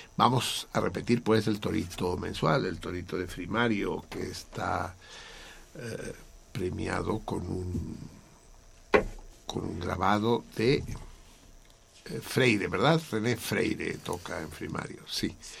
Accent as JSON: {"language": "Spanish", "region": "Mexico City", "country": "Mexico", "said": "Soy Tenochca y soy del DF"}